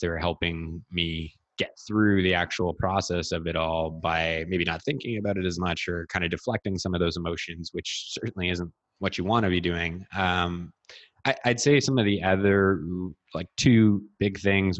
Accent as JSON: {"language": "English", "town": "Ottawa", "region": "Ontario", "country": "Canada", "tie": "born or raised there", "said": "growing up in Ottawa"}